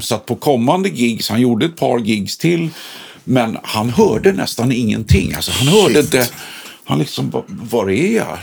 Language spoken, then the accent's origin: Swedish; Stockholm, Stockholm County, Sweden; i Sätra där vi kommer ifrån